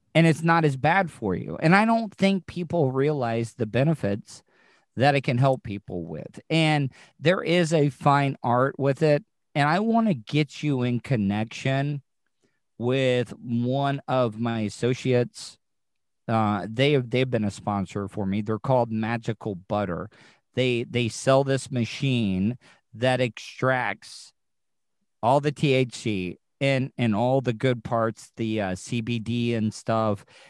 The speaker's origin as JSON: {"language": "English", "region": "the South", "country": "United States", "tie": "born or raised there", "said": "growing up in the South, every Southern mother had a skillet"}